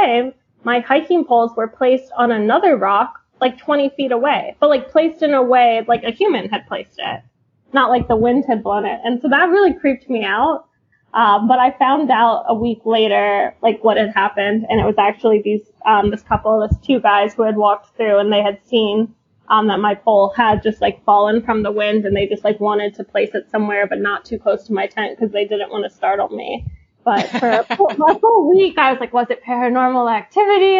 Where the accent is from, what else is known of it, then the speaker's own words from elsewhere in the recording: Philadelphia, Pennsylvania, United States; I grew up in a safe area, Philadelphia